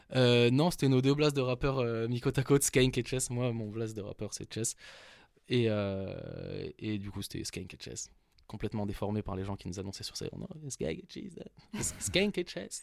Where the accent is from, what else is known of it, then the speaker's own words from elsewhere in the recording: Paris, Île-de-France, France; Je viens de Paris, à Porte de Saint-Ouen